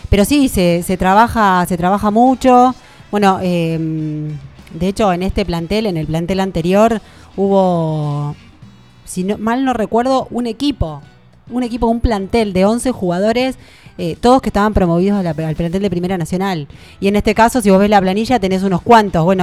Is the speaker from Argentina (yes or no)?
yes; Tandil, Buenos Aires Province, Argentina; ni siquiera estaba yo todavía cuando mis viejos se vinieron a vivir a Tandil, porque a mi papá lo contrataron para jugar en Santa Marina.